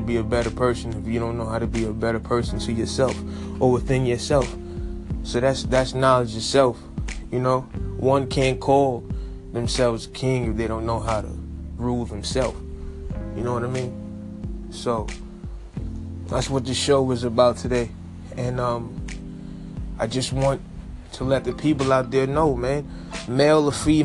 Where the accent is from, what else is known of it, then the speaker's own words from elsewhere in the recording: New York City, New York, United States; my hometown, Brooklyn